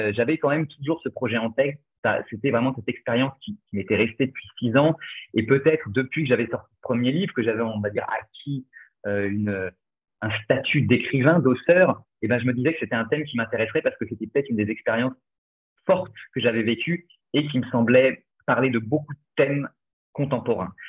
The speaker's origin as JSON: {"language": "French", "town": "Angers", "region": "Pays de la Loire", "country": "France", "tie": "born or raised there", "said": "j'ai grandi à Angers"}